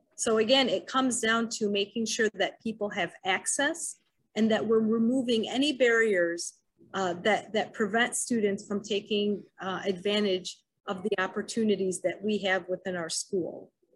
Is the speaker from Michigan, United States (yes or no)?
yes; Wayne, Michigan, United States; I grew up in Wayne, Michigan, attended Wayne Memorial High School